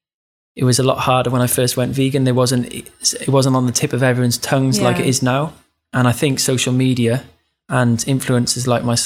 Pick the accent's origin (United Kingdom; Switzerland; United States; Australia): United Kingdom; Cardiff, Wales; Which is my hometown.